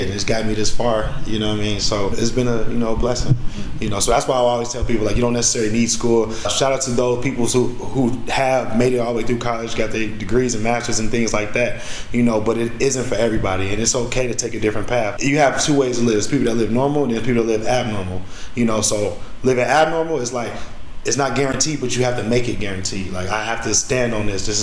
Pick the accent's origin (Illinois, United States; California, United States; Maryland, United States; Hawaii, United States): Illinois, United States; Chicago; I was away from Chicago, so I didn't have an income.